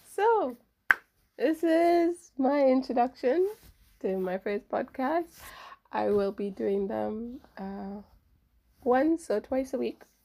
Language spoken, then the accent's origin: English; Trinidad & Tobago; I'm from Trinidad